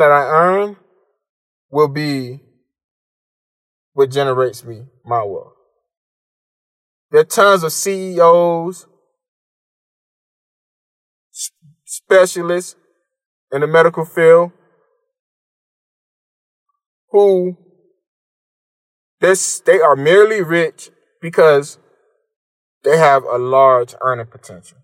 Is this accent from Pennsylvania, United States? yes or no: no; Miami, Florida, United States; I moved back to my hometown of Miami